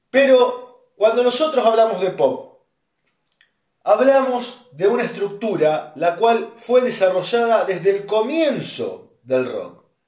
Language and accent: Spanish; Argentina; soy más argentino que dulce de leche